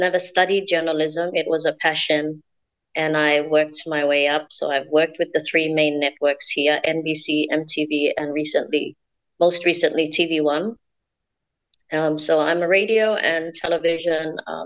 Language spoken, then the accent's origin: English; Central Province, Papua New Guinea; I'm from Central Province here in Papua New Guinea.